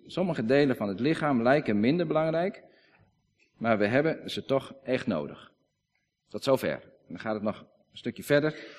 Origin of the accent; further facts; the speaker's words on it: Friesland, Netherlands; Wij zijn Friesen, we praten Fries